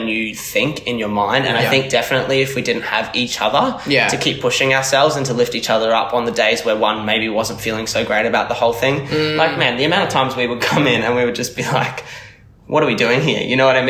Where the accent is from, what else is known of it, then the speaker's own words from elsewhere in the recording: Australia; fellow Aussies